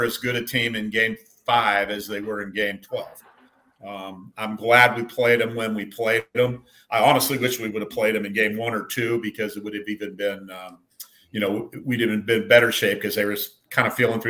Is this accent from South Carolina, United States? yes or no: no; Cincinnati, Ohio, United States; growing up in Cincinnati